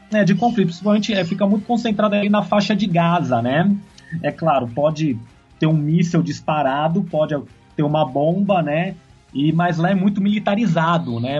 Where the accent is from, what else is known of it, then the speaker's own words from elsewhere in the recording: São Paulo, Brazil; Sou de São Paulo